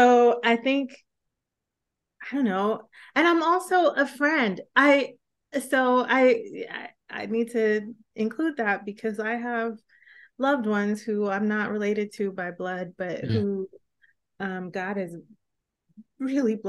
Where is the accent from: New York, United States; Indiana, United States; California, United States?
New York, United States; moved away; I'm from New York is what I'm saying, and so I don't live there